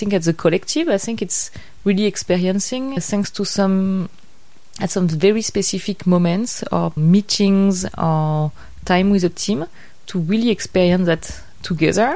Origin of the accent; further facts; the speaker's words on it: Paris, Île-de-France, France; moved away as an adult; also born or lived in Vietnam; I'm French. I'm 31. I grew up in Paris